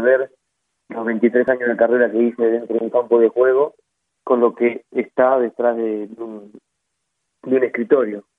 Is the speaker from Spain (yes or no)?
no; Argentina; soy de tomar mate, como buen argentino